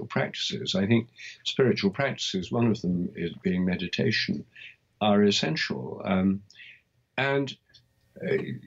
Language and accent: English; England, United Kingdom; I'm English.